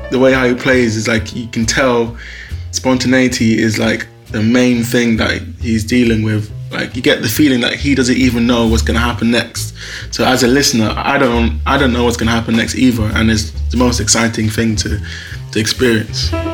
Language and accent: English; London, United Kingdom; I'm from Hackney